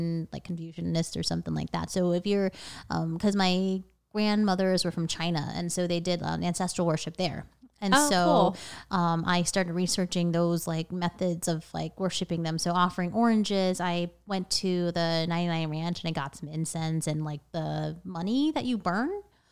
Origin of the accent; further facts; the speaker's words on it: Thailand; So my family, we're from Thailand.